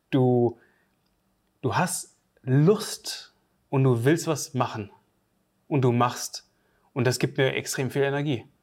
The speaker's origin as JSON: {"language": "German", "region": "Northern Germany", "country": "Germany", "said": "Das sagt man bei uns im Norden"}